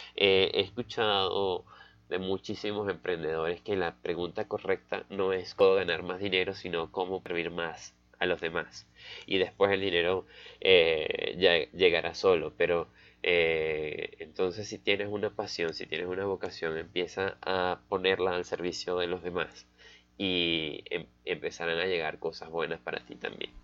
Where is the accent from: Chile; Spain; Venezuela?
Venezuela; Valencia, Carabobo; soy de Caracas, soy de Valencia, una ciudad cerca de Caracas